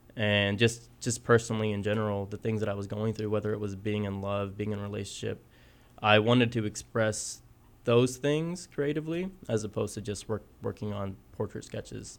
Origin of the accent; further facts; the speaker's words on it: Southwest Kansas, United States; moved away as an adult; also born or lived in Guerrero, Mexico / Texas; now in Kansas City, United States; I grew up in Southwest Kansas. originally from Mexico. Uh, I moved to the United States when I was three with my family